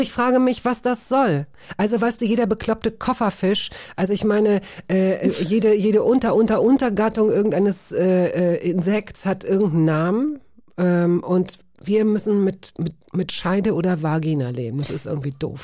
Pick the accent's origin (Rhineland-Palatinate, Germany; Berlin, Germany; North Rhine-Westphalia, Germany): Berlin, Germany; Aufgewachsen bin ich tatsächlich in Schöneberg